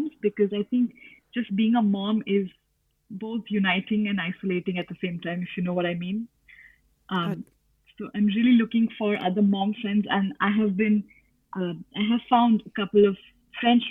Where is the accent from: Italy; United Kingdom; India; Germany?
India; moved away; coming from India